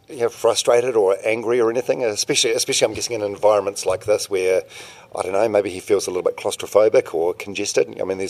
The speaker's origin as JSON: {"language": "English", "country": "New Zealand", "said": "I'm from New Zealand"}